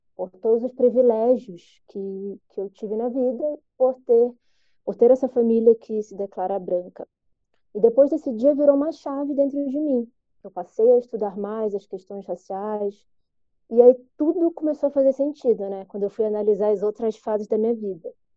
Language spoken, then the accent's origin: Portuguese; Belém, Pará, Brazil; now in Curitiba, Brazil; moro em Curitiba desde 2005, mas eu nasci em Belém do Pará